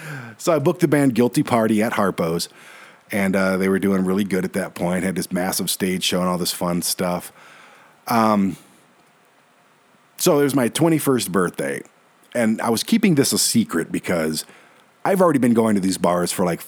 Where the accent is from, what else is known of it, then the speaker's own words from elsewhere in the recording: Detroit, Michigan, United States; moved away; I was born and raised in Detroit